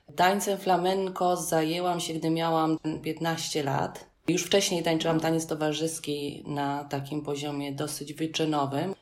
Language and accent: Polish; Poland; I'm from Poland, I, I don't speak Spanish.